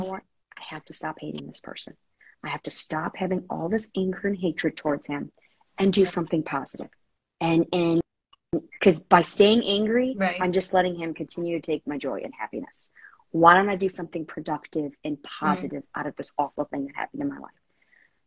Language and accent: English; Illinois, United States; my home state of Illinois